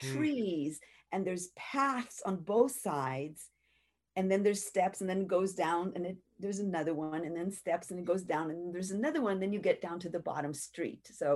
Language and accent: English; Jerusalem, Jerusalem District, Israel; I grew up in Jerusalem, and we study what we call the Bible.